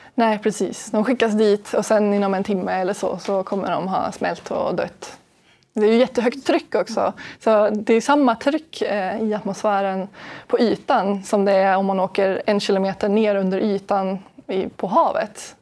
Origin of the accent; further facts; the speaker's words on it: Sweden; vi är en minoritet svenskar i min forskargrupp i Kiruna